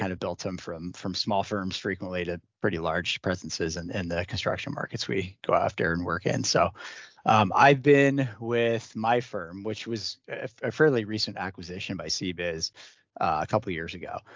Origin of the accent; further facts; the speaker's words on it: the Northwest, Pacific Northwest, United States; I grew up in the Northwest